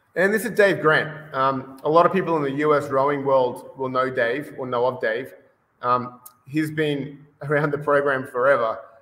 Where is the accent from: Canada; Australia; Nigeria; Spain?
Australia; Brisbane, Queensland; moved away as an adult; now in Costa Mesa, United States; I'm originally from Australia. So uh, born and bred in Australia, in Brisbane. And uh, I moved over here about, uh, gee, almost 15 years ago now.